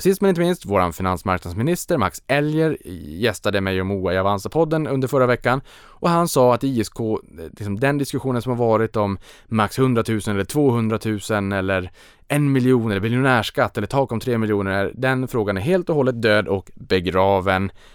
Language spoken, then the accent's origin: Swedish; Sweden; för mig som svensk